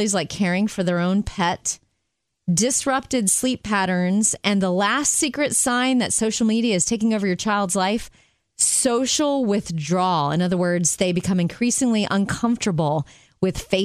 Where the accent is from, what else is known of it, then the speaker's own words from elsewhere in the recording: Jupiter, Florida, United States; moved away; to my hometown of Jupiter, Florida for several years